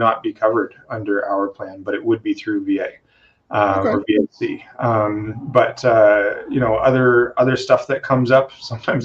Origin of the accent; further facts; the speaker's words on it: Canada; also born or lived in the Maritimes; I'm Canadian